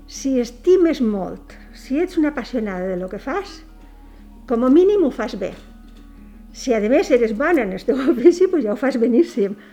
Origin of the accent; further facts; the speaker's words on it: Petrer, Valencian Community, Spain; born there; Vaig néixer a Petrer, província d'Alicant, en 1945.